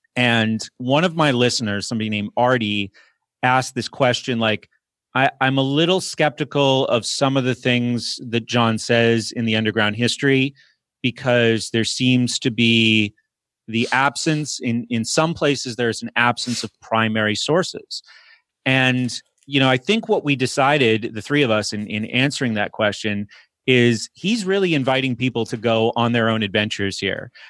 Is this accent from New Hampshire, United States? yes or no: yes; Exeter, New Hampshire, United States; moved away as an adult; now in Pittsburgh, United States; I grew up in New England, Exeter, New Hampshire